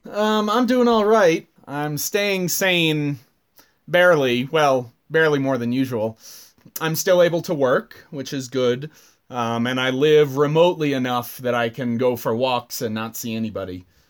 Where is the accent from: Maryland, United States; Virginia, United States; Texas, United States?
Maryland, United States; Central; moved away as an adult; also born or lived in Arizona; I am from Central Maryland. I was raised on uh, was once a farm and now is a large plot of land about an hour north of D.C